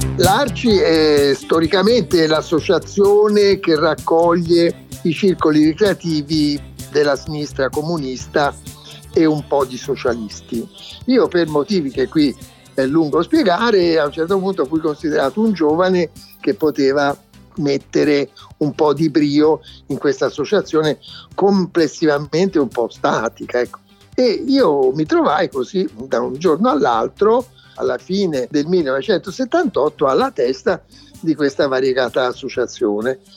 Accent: Florence, Tuscany, Italy; Io sono di Firenze

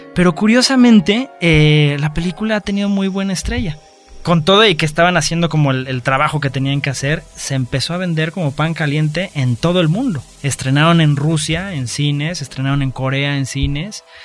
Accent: Mexico; lo que nosotros somos como mexicanos

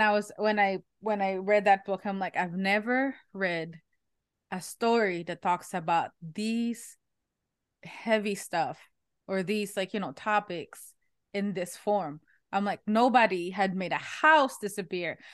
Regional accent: Philippines; now in United States; I'm Asian. I'm from the Philippines

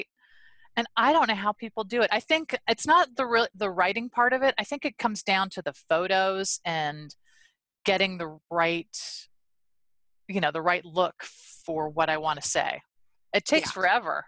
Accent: Pittsburgh, Pennsylvania, United States; moved away as an adult; also born or lived in Washington; I'm from Pittsburgh, so I moved home

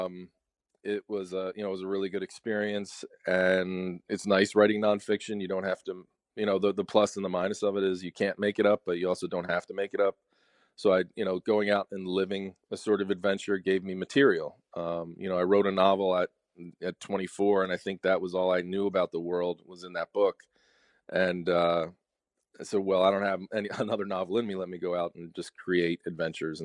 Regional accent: Media, Pennsylvania, United States; also born or lived in Philadelphia, United States / Devon, Pennsylvania, United States; I'm from Philadelphia, just outside of Philadelphia. I grew up in a place called Media, Pennsylvania

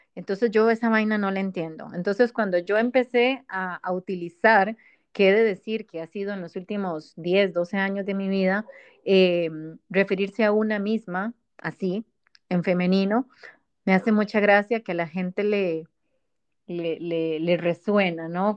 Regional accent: Costa Rica; somos ticas las dos

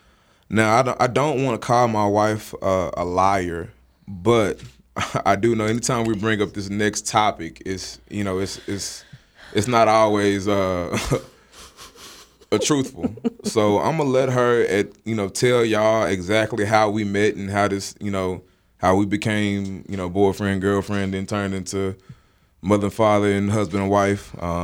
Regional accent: Dallas, Texas, United States; I am from Dallas, the great state of Texas.

